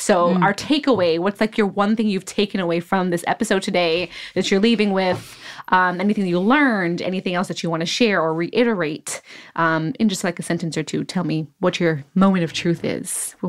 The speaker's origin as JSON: {"language": "English", "town": "New York City", "region": "New York", "country": "United States", "said": "I'm from Brooklyn."}